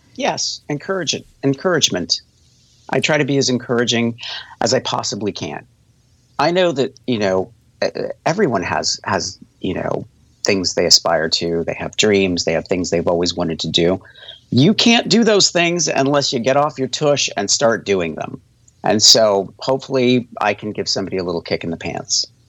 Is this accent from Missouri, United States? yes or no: no; La Junta, Colorado, United States; moved away; I grew up in La Junta, Colorado